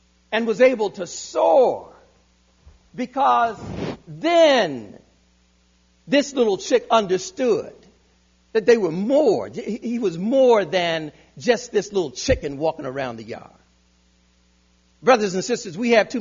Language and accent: English; Hampton, Virginia, United States; I was born in Hampton, Virginia.